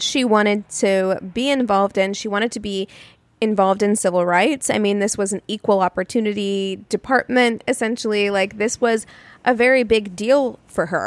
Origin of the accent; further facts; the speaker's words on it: Missouri, United States; I'm from Missouri